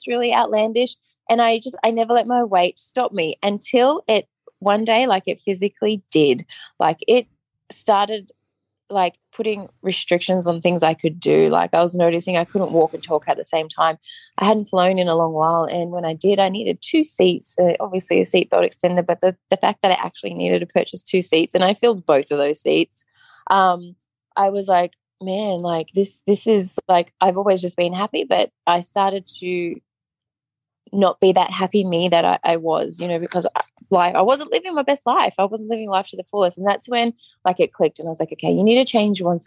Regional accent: Sydney, New South Wales, Australia; moved away as an adult; now in Las Vegas, United States; I'm originally from Sydney, Australia, but I live in Las Vegas, Nevada.

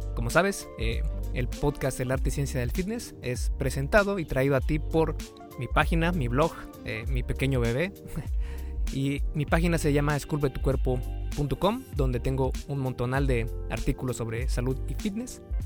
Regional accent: Mexico; en México, de donde yo soy

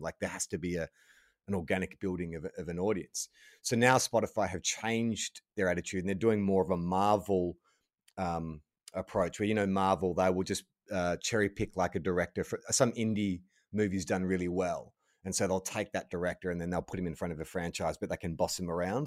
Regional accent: United States; accent: American; my American accent

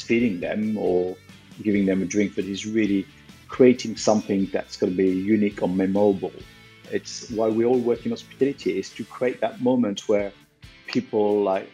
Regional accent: Lyon, Auvergne-Rhône-Alpes, France; I was born in Lyon, which is quite a famous town in France for its food

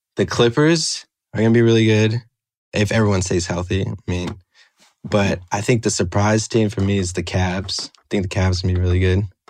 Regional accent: Chicago, Illinois, United States; I'm from Chicago

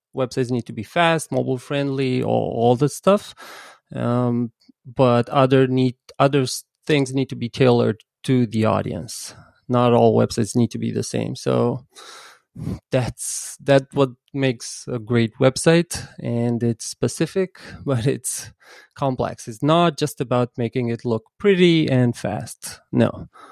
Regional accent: Bucharest, Romania; I'm from Bucharest, but I work with photographers and photo agencies across the world.

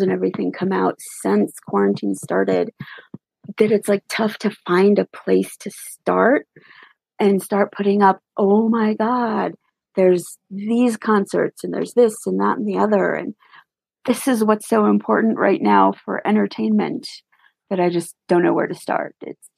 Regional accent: Colorado, United States; also born or lived in Japan / Georgia, United States; My dad was in the Air Force, so I was born in Japan. Spent a few years there, a few years in Georgia. Been in Colorado, I think I figured about like 35 years.

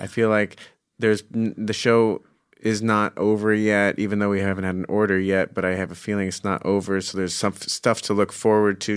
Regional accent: Scottsdale, Arizona, United States; I'm from Phoenix, Scottsdale

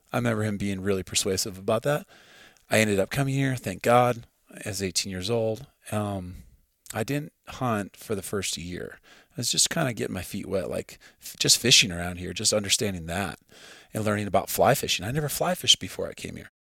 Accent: Midwest, United States; now in Montana, United States; I grew up in the Midwest

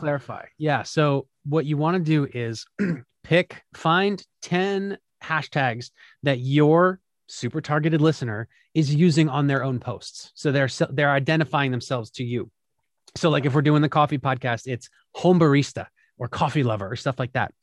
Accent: Philadelphia, Pennsylvania, United States; my hometown of Philadelphia

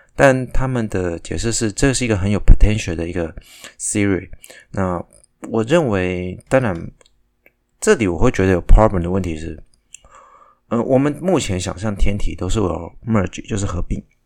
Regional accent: Taiwan; 我也是台湾人

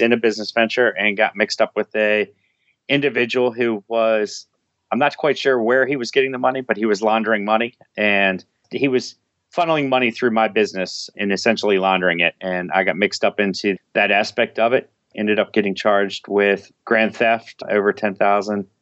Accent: Washington, District of Columbia, United States; I grew up in, uh, right outside of, uh, Washington, D C. went to high school in, in D C

